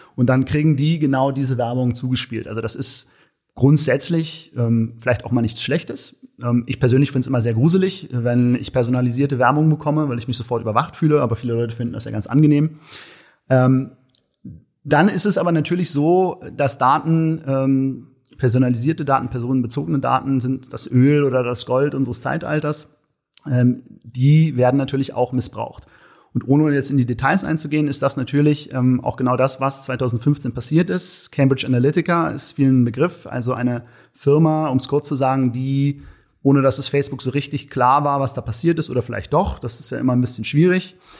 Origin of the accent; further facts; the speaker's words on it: Berlin, Germany; als Berliner Junge